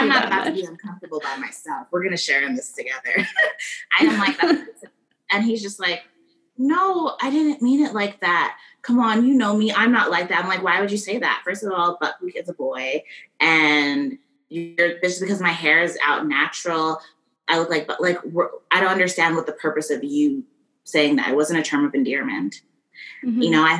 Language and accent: English; Calgary, Alberta, Canada; also born or lived in Miami, United States; I am Canadian. I was born here in Calgary, Alberta, but I also spent part of my childhood growing up in Miami, Florida. I lived there for all of elementary school, and then I moved back here.